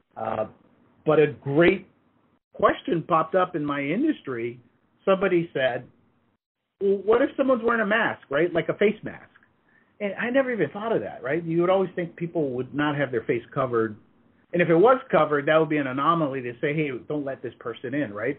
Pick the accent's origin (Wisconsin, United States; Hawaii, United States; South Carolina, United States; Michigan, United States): Hawaii, United States; moved away as an adult; also born or lived in Redmond, Washington; I grew up in Hawaii